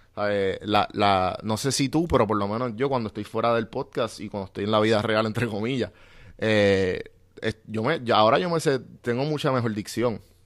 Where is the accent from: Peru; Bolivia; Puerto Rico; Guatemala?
Puerto Rico; moved away as an adult; Yo soy bien boricua